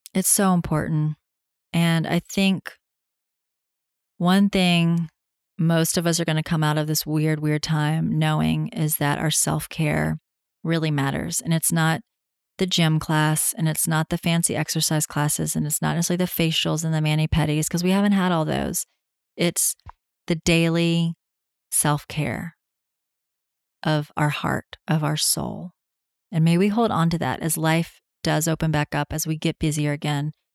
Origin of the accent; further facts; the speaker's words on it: Tennessee, United States; being home in my home state of Tennessee